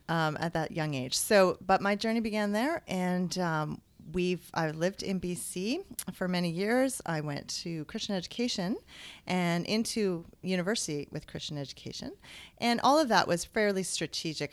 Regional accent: British Columbia, Canada; moved away as an adult; now in Ontario, Canada; I'm originally from British Columbia

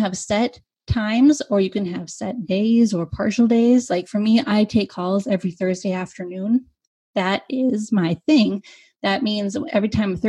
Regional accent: United States; I am an American

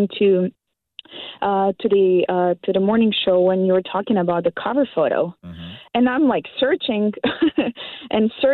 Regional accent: North Macedonia; English is a second language; moved away as an adult; now in Canada; I'm from a country that barely people know about. It's called Macedonia

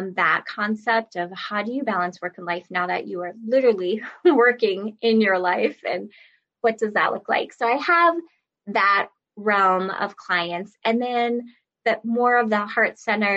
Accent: Minnesota, United States; I'm from Minnesota, so I would work around the Twin Cities area for live classes

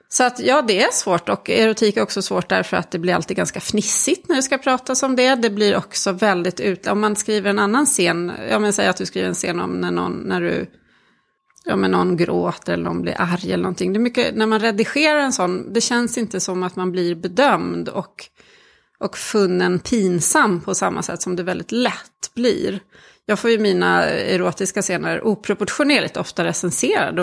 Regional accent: Sweden; also born or lived in Czech Republic; Jag är ju född i, i Tjeckien och kom hit som ettåring

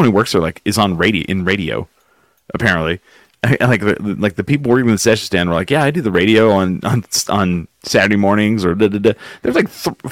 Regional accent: Clovis, New Mexico, United States; now in Albuquerque, United States; I'm from Clovis. I grew up there

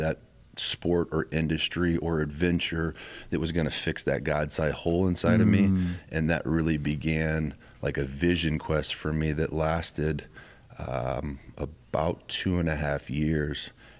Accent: Terre Haute, Indiana, United States; it was 47 miles from where I grew up. It was in Indianapolis. I'm from Terre Haute, so I got my grandma there, my mom, my dad, my brothers, my sister, their kids, just everybody that I love.

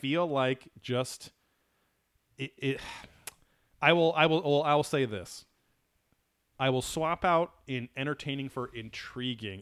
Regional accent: Orange County, California, United States; also born or lived in Long Beach; I grew up in Orange County

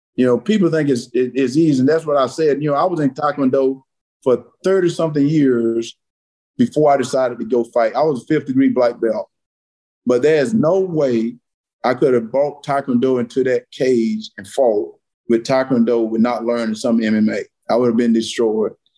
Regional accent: South Georgia, United States; I grew up in South Georgia.

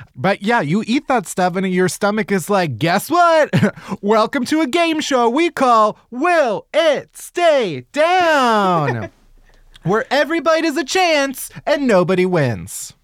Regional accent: Chicago, Illinois, United States; I'm from Chicago

